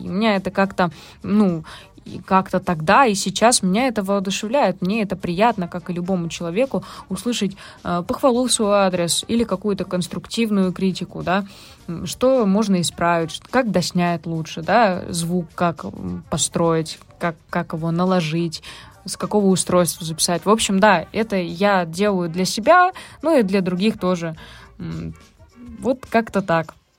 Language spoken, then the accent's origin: Russian; Uvarovo, Tambov Oblast, Russia; Я родилась в городе Уварово, маленький городок в Тамбовской области